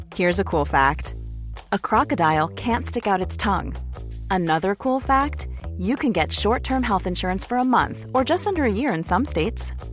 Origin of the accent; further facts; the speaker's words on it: Winnipeg, Manitoba, Canada; I'm from Winnipeg, which is in the middle of the pra- Canadian prairies